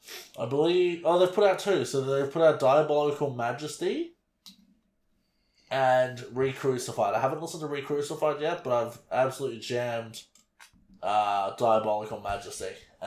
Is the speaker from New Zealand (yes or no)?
no; Australia; I'm an Aussie